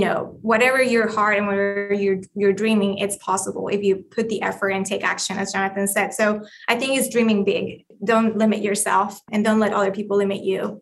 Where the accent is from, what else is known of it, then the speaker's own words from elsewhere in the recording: Colombia; English is a second language; moved away; I am Colombian, if you haven't heard my accent